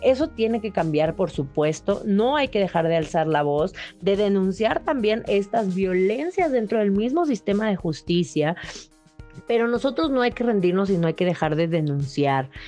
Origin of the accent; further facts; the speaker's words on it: Mexico; muchos de nosotros como mexicanos